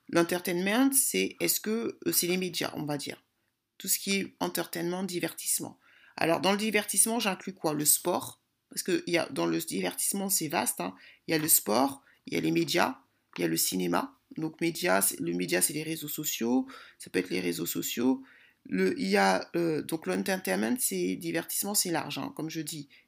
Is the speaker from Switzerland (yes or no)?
no; DR Congo; moi je suis congolaise, on sait très bien que les Congolais, il y a la sapologie